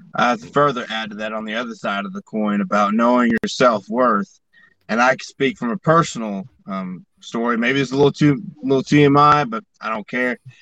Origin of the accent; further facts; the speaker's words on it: Alabama, United States; I grew up, most of my growing up was in Alabama